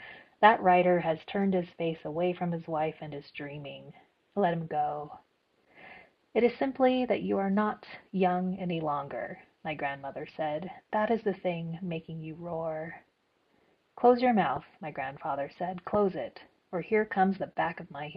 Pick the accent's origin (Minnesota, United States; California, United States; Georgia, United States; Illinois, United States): California, United States; Fresno; I grew up in Fresno